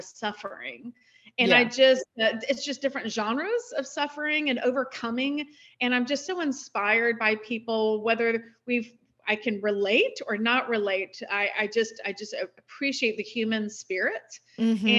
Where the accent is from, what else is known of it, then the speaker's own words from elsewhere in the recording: Florida, United States; moved away as an adult; now in New York City, United States; I'm originally from Florida